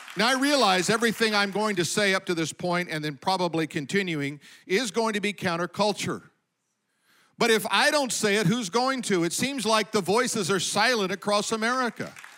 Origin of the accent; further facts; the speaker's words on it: Colorado, United States; I remember growing up, we lived in Colorado, I was born in Colorado